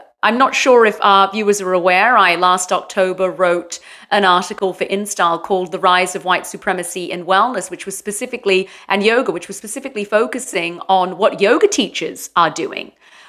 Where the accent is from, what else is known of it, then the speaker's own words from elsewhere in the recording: London, United Kingdom; moved away as an adult; now in San Clemente, United States; Well, I'm originally from London, but I have lived in four countries, and I've been in San Clemente now for, I think it's been about 8 years.